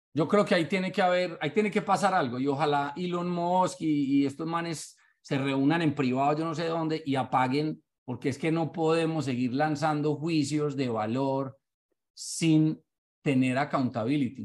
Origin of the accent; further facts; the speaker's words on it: Paisa, Antioquia, Colombia; also born or lived in Bogotá; now in Miami, United States; soy paisa. Bueno, yo soy como paisa y con corazón rolo.